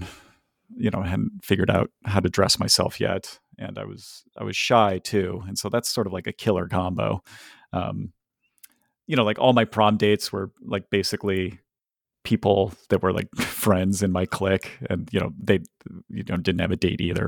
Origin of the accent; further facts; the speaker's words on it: Ohio, United States; Or also, I'm from Ohio, and I like Ohio sports teams